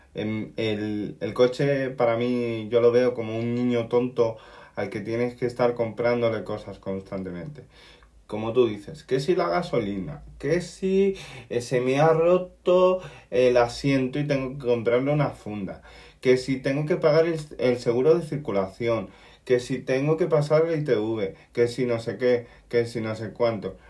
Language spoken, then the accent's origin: Spanish; Canary Islands, Spain; soy un canario raro